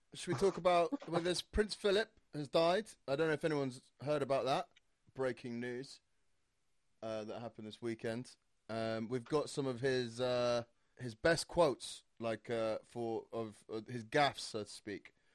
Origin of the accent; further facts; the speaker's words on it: Saudi Arabia; moved away; I grew up in Saudi Arabia